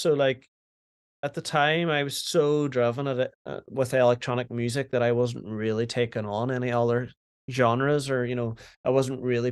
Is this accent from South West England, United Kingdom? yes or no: no; Derry, Northern Ireland, United Kingdom; moved away as an adult; also born or lived in Manchester; where I grew up in Derry, it was just hip hop and like R&B